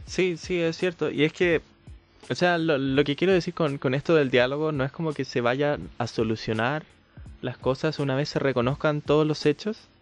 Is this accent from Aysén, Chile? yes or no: no; Santiago, Santiago Metropolitan Region, Chile; como santiaguino